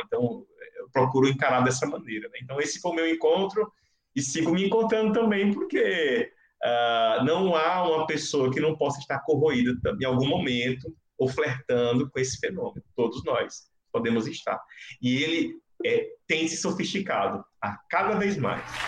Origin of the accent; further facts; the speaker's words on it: Northeast Brazil, Brazil; criança nordestina da, da, de origens rurais